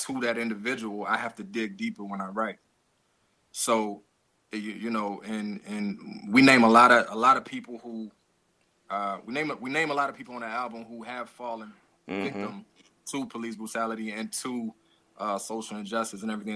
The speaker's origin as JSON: {"language": "English", "region": "Louisiana", "country": "United States", "moved": "yes", "lives_now": "Atlanta, United States", "said": "from Louisiana, but currently I live in Atlanta, Georgia"}